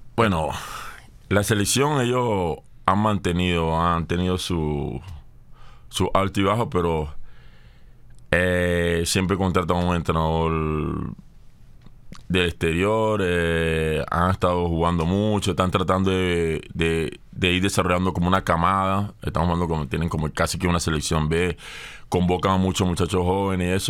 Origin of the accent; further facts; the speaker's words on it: Barcelona, Anzoátegui, Venezuela; Yo soy de Tronconal